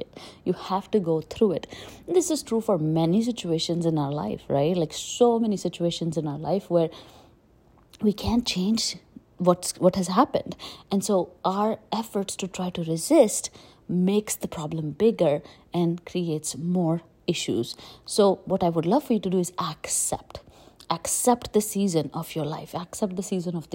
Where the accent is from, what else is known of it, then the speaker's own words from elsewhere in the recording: India; moved away as an adult; also born or lived in Delhi, India / Jaipur, India / Pune, India; now in United States; I grew up in India and it was really, really, really hot, right? Like I grew up in Delhi, Jaipur, and even when I got to Pune